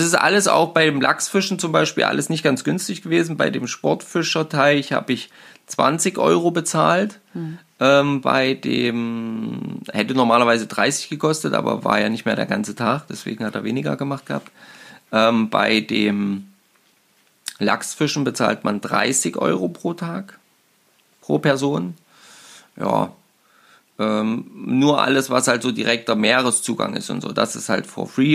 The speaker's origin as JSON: {"language": "German", "country": "Germany", "said": "bei uns in Deutschland"}